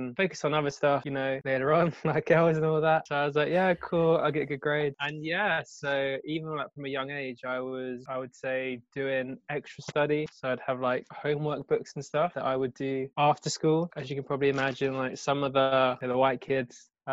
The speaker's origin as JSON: {"language": "English", "area": "Kent", "region": "South East England", "country": "United Kingdom", "tie": "born or raised there", "said": "I was brought up in Kent"}